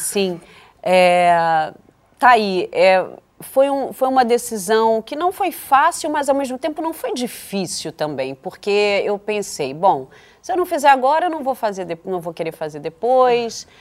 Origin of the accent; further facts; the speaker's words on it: Brazil; Para mim, que sou brasileira